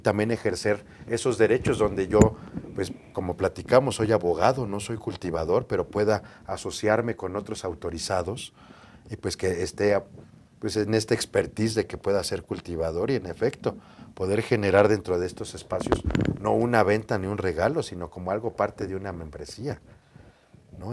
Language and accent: Spanish; Mexico City, Mexico; Yo nací aquí en la Ciudad de México